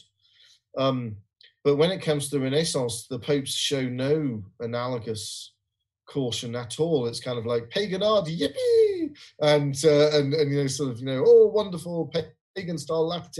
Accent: Newcastle upon Tyne, North East England, United Kingdom; moved away; also born or lived in Aberdeen; Newcastle, which is my hometown

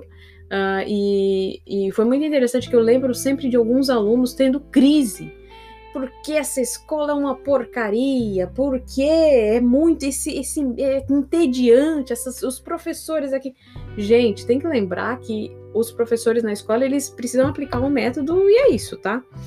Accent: São Paulo, Brazil; eu sou de São Paulo

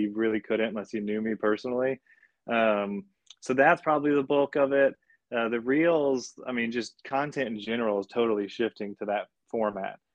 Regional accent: Austin, Texas, United States; my dad's been a builder in Austin since the '80s. So again, I was born and building in Austin

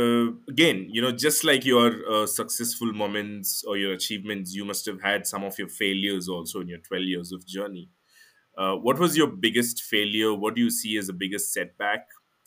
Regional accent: India; as an Indian

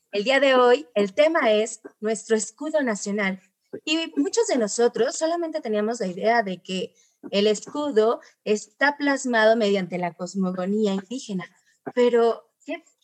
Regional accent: Mexico; un símbolo que nos representa como mexicanos

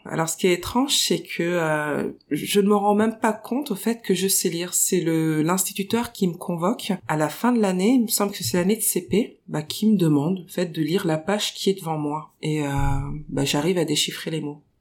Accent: Paris, Île-de-France, France; je suis née à Paris dans le 20e arrondissement, à proximité du Père Lachaise

